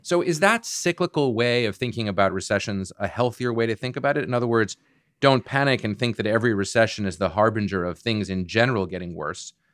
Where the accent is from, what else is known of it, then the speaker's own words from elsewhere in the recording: Boston, Massachusetts, United States; I'm from Boston and I still live in the Boston area